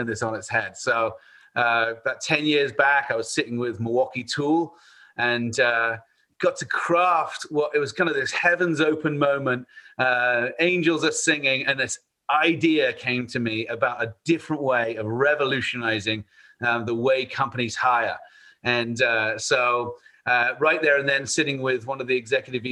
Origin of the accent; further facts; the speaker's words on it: Bath, South West England, United Kingdom; moved away as an adult; now in United States; I am from Bath, England, about 100 miles west of London